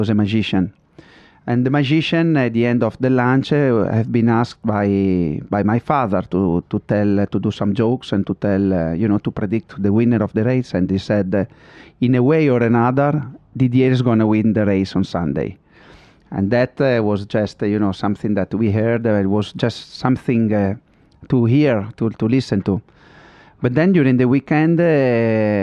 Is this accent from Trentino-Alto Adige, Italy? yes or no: no; Modena, Emilia-Romagna, Italy; I'm from Modena, I always been around in Ferrari